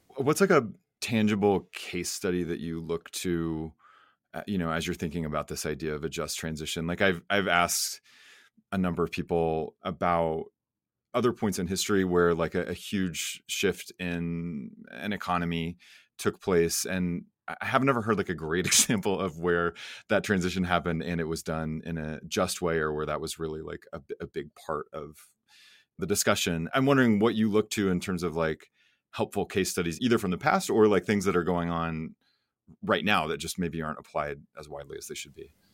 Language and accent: English; Oklahoma, United States; born or raised there; moved away